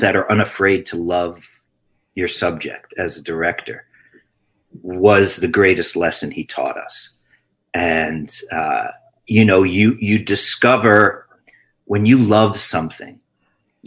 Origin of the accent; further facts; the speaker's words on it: Long Island, New York, United States; also born or lived in Queens, New York City; I was born in Queens, New York City, and my family moved out to Long Island, where I grew up and went to high school